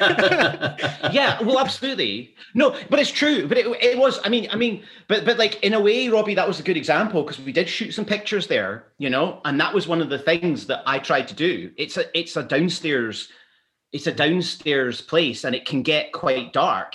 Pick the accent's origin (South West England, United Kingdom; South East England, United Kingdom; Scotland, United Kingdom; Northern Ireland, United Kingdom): Scotland, United Kingdom; Glasgow; also born or lived in London; now in Edinburgh, United Kingdom; I was born in Glasgow